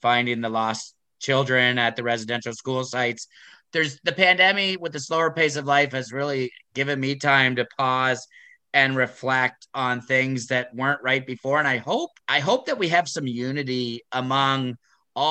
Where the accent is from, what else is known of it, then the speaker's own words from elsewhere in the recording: Waterloo Region, Ontario, Canada; growing up in Waterloo region on the Waterloo Moraine, on the Haldimand Tract